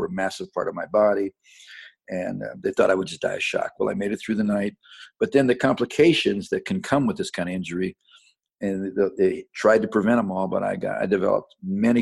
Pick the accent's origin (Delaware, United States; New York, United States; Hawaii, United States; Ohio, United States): Ohio, United States; Independence; now in Franklin, United States; I was born in suburbs around Cleveland, Ohio, and grew up there in a little town called Independence, Ohio, which is just south of Cleveland.